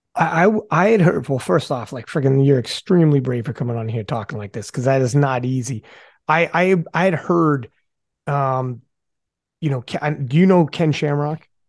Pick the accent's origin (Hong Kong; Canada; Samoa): Canada; I'm from Canada